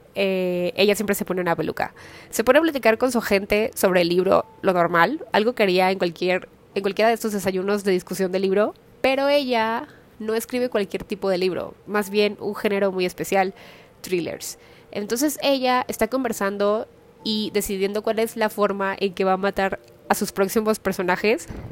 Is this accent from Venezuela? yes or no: no; Mexico; soy de una ciudad más pequeña